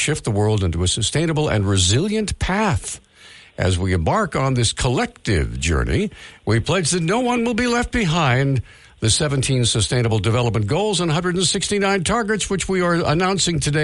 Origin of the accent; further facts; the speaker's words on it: United States; born and raised in the United States